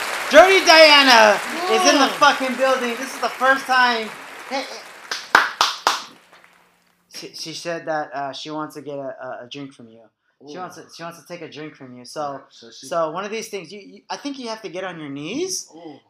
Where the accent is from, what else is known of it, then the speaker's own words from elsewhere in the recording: La Puente, California, United States; I'm from La Puente